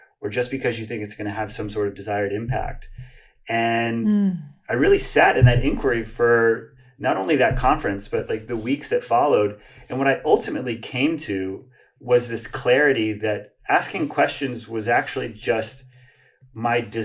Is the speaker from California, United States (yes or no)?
no; Hawaii, United States; I grew up in Hawaii and had a lot of difficulty making friends and fitting